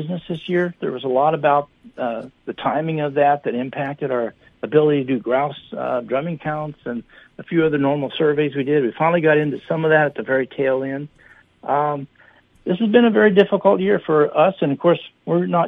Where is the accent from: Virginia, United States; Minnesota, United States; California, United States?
Minnesota, United States; being a Minnesotan